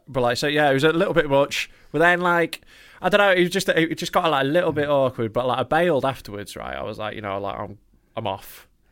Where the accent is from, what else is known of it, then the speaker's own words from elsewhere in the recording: Knaresborough, Yorkshire and the Humber, United Kingdom; my hometown